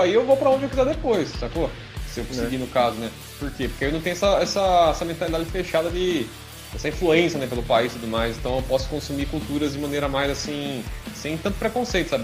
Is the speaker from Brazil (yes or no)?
yes; Brazil; a gente é brasileiro